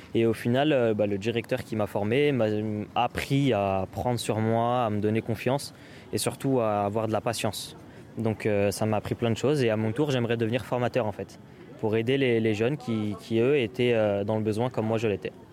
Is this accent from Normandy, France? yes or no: no; Aulnay-sous-Bois, Île-de-France, France; moi-même, je viens d'Aulnay-sous-Bois